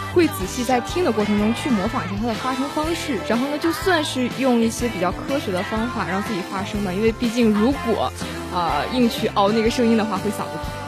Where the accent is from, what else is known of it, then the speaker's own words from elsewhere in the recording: Tumen, Jilin, China; accent: Northeastern; now in Shandong, China; 我就是东北人，来自吉林省延边朝鲜族自治州土门市